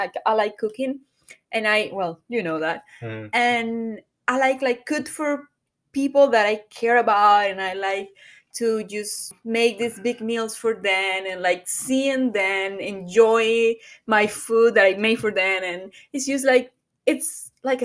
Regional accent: Venezuela; moved away as an adult; now in Miami, United States; I'm from Venezuela.

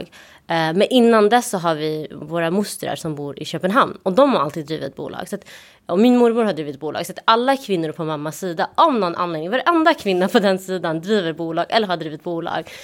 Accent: Malmö, Skåne, Sweden; moved away as an adult; now in Stockholm, Sweden; jag kommer från Malmö där vi har Möllevången mitt i stan.

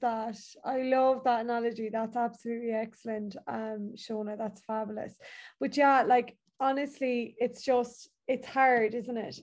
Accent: Ireland; as Irish people

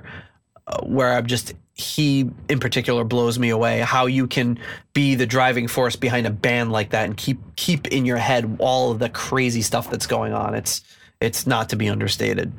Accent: Boston, Massachusetts, United States; the heavy metal channel we grew up with in Boston

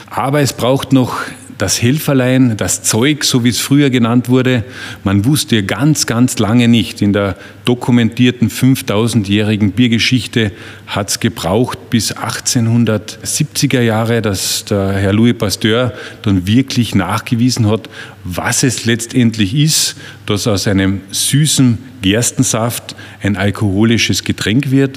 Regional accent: Wörthersee, Carinthia, Austria; Ich bin ein Kind des Wörthersees, ein Gastronomiekind.

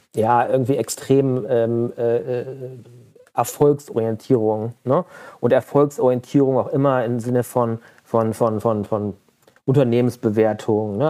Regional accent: Mönchengladbach, North Rhine-Westphalia, Germany; ich bin in Mönchengladbach groß geworden

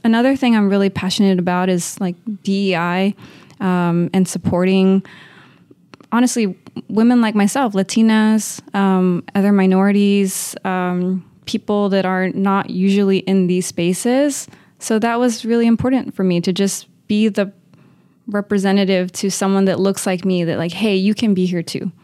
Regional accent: Uvalde, Texas, United States; moved away as an adult; also born or lived in Notre Dame, Indiana / Chicago; now in Los Angeles, United States; Born and raised in Uvalde, Texas.

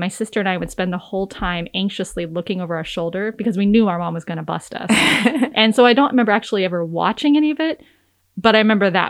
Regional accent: Midwest, United States; now in Juneau, United States; I am originally from the Midwest

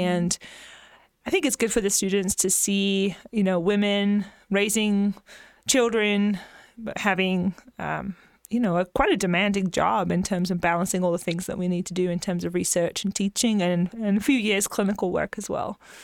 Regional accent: England, United Kingdom; moved away as an adult; also born or lived in Kansas; now in Texas, United States; I grew up in a very rural area in England

